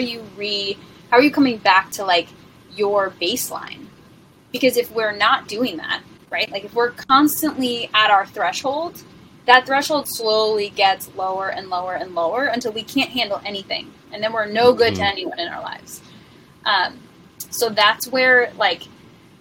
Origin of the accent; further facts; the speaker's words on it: New York, United States; also born or lived in San Diego; now in Austin, United States; We're both from New York and our parents still live there